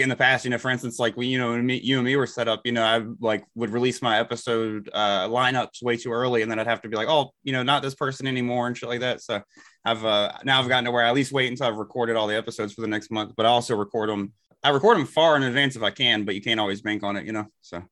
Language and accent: English; Elizabeth City, North Carolina, United States; I'm from Elizabeth City, North Carolina